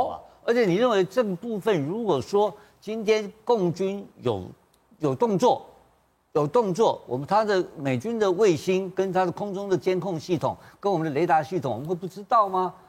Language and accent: Chinese; Taiwan; 这个我们台湾人知不知道？